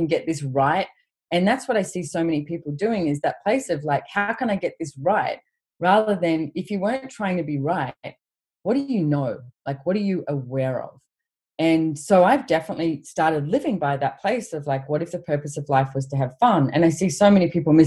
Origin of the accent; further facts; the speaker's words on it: Australia; growing up in Australia, we have, you know, a big country with not many people